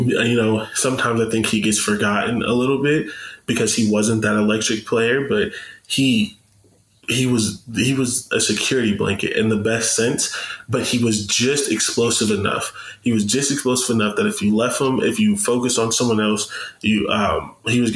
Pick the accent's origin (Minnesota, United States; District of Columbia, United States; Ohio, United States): Ohio, United States; Canton; I'm from Canton, and Maslin's 20 minutes away